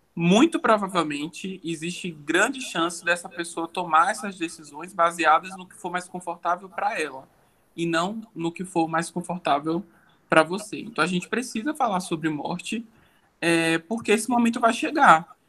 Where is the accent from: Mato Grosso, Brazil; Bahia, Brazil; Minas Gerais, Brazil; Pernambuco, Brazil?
Bahia, Brazil; Salvador; moved away as an adult; now in São Paulo, Brazil; sou baiano de Salvador